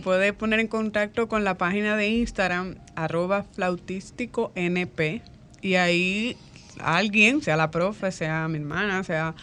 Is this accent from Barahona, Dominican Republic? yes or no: yes; Barahona, Dominican Republic; somos de Barahona